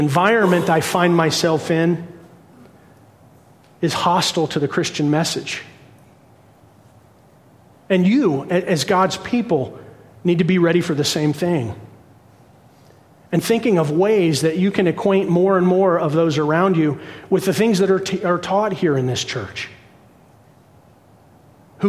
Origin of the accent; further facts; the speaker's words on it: Cincinnati, Ohio, United States; I was born in Cincinnati, but my mom and dad were born and raised in the bramble and the briar of the bluegrass state down in Kentucky